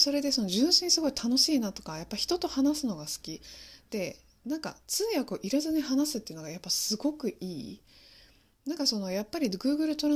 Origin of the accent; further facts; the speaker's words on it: Fukuoka, Japan; also born or lived in Taiwan; 私、あの、福岡育ちの台湾人なので、まあ、両親がずっと中国語で話してくれてた。